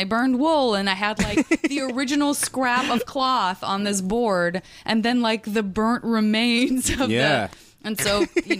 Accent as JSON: {"language": "English", "town": "Tucson", "region": "Arizona", "country": "United States", "said": "And I'm from Tucson"}